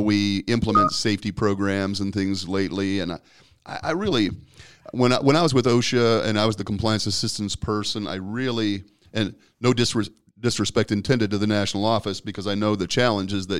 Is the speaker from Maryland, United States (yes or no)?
no; Omaha, Nebraska, United States; I was born and raised in Omaha